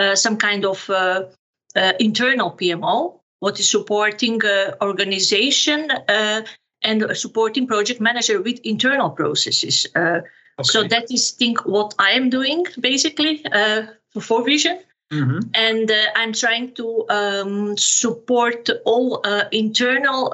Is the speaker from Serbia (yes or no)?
yes; Serbia; moved away as an adult; now in Amersfoort, Netherlands; born and raised in Serbia, graduated in economics, also in Serbia